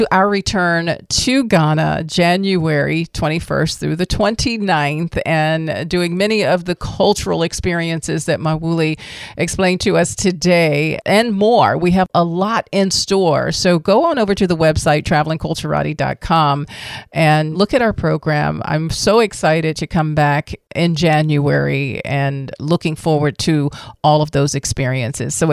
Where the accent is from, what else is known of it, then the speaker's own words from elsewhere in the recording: Washington, District of Columbia, United States; I'm from originally Washington, D.C.